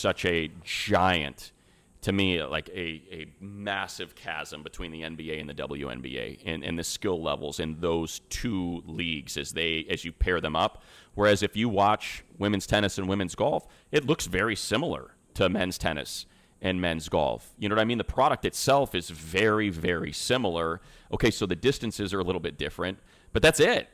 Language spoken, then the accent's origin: English; Northwest Indiana, United States; also born or lived in Chicago; now in Southern California, United States; I was born and raised in Northwest Indiana, south side of Chicago